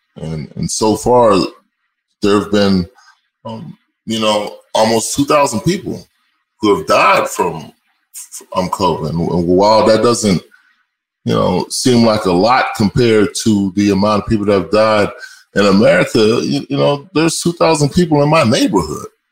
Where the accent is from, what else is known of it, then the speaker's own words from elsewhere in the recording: Austin, Texas, United States; moved away; I'm originally from Austin, Texas.